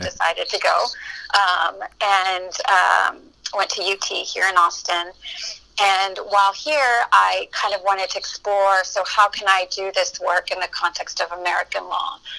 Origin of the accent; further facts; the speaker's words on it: Matamoros, Tamaulipas, Mexico; moved away as an adult; also born or lived in Brownsville, Texas; now in Texas, United States; I grew up in Matamoros, which is in Mexico, and it's the border with Brownsville, Texas